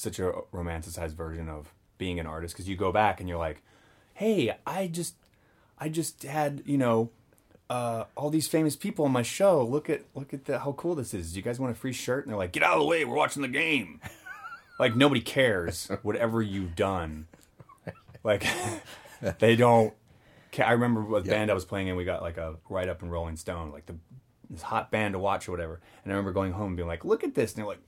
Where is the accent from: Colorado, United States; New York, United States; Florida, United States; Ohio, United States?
Ohio, United States; Cincinnati; moved away; I grew up in Cincinnati.